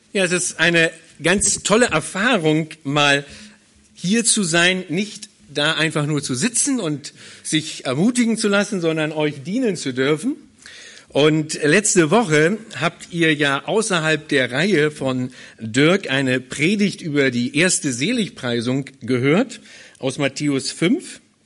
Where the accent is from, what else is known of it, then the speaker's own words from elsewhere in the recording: Berlin, Germany; moved away as an adult; now in Hannover, Germany; Ich komme ursprünglich nicht aus Hildesheim, sondern ich komme ursprünglich aus Berlin